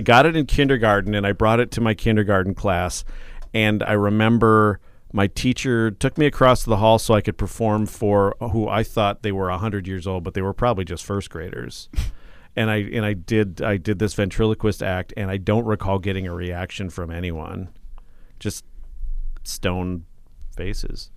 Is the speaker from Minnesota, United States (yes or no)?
yes; North Mankato, Minnesota, United States; also born or lived in Watertown, South Dakota; I grew up, uh, in North Mankato, actually, and went to West, class of eighty-seven.